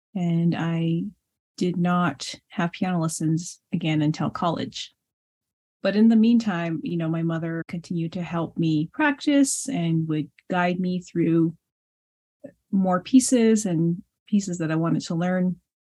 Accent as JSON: {"language": "English", "country": "United States", "first_language": "Navajo", "second_language": "English", "said": "my native tongue in Navajo"}